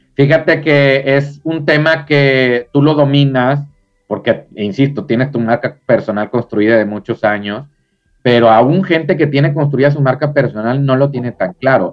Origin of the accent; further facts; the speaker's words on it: Mexico; Acá en, México, en mi país